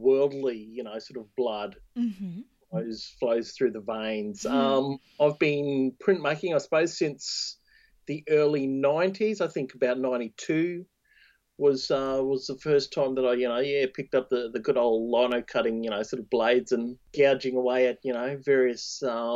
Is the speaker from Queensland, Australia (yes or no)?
yes; Thursday Island, Queensland, Australia; born or raised there; moved away; also born or lived in Cairns